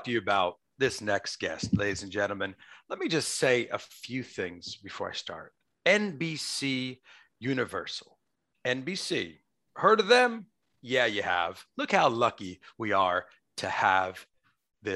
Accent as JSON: {"language": "English", "town": "Port Chester", "region": "New York", "country": "United States", "tie": "born or raised there", "lives_now": "Manhattan, United States", "said": "I'm born and raised in Westchester County, but not the wealthy Westchester you read about. There's a few nice blue collar, gritty towns in there. Portchester, New York"}